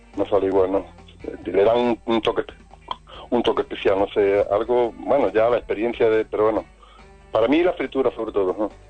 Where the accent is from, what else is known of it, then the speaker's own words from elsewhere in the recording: Córdoba, Andalusia, Spain; moved away as an adult; now in Fuengirola, Spain; soy de Córdoba, pero llevo ya en la costa unos pocos